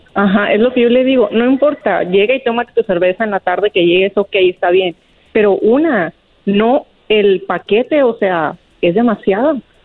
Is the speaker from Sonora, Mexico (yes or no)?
yes; Sonora, Mexico; moved away; soy de Sonora